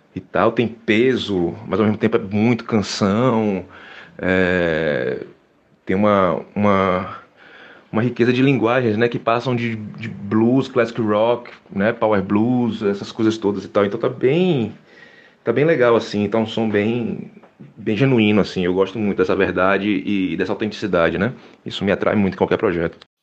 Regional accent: Salvador, Bahia, Brazil; que nasci na Gamboa de Cima, me criei na Gamboa de Cima

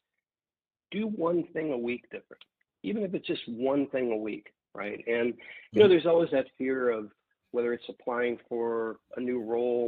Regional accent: Midwest, United States; I grew up in the Midwest

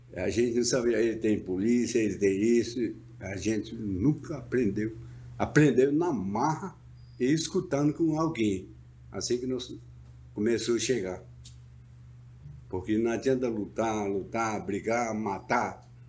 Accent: Brazil; quero voltar para a minha aldeia

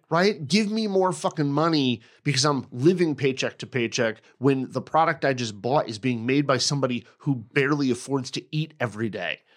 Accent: United States; I'm American

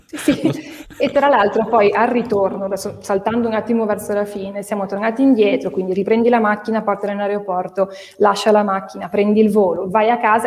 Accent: Genoa, Liguria, Italy; io sono di Genova

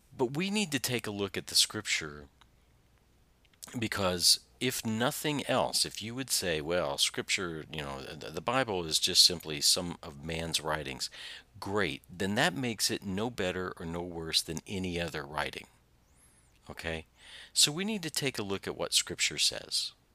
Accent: Southern Indiana, United States; I'm from Southern Indiana

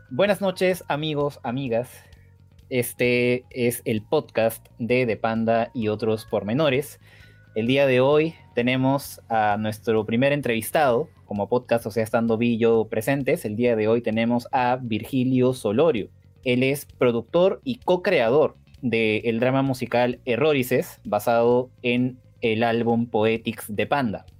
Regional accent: Peru; yo soy de Perú

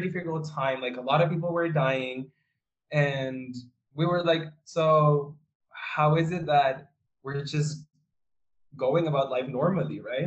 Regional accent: Santiago, Santiago Metropolitan Region, Chile; I was born in, and raised in Santiago de Chile

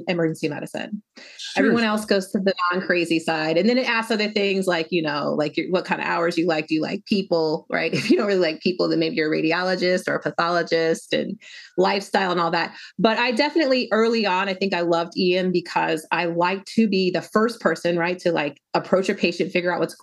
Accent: Denver, Colorado, United States; I was born and raised in Denver, Colorado

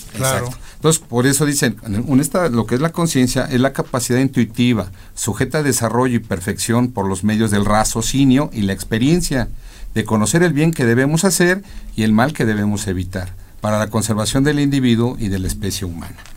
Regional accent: Mexico; yo soy mexicano a mucha honra

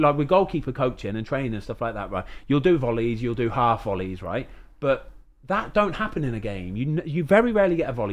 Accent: England, United Kingdom; as an Englishman

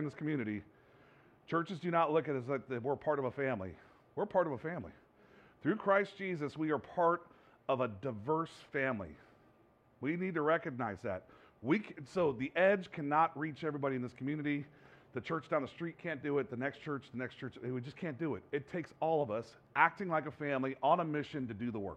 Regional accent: California, United States; moved away; also born or lived in New Jersey; I was born and raised in California and then went to New Jersey for a while

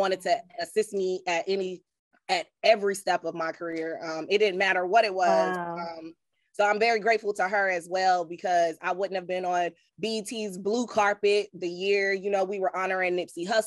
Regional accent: New York, United States; moved away; we're from New York

